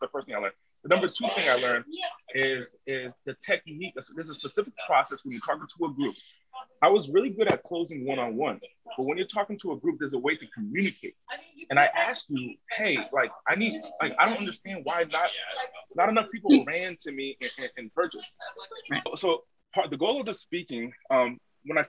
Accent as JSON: {"language": "English", "region": "Rhode Island", "country": "United States", "tie": "born or raised there", "said": "I was raised on the East Coast, small state in the country, Rhode Island"}